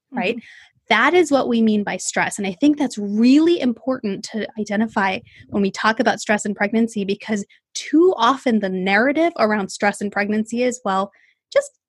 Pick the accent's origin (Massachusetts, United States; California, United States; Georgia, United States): California, United States; Bay Area; I am from the Bay Area in California, born and raised here, never left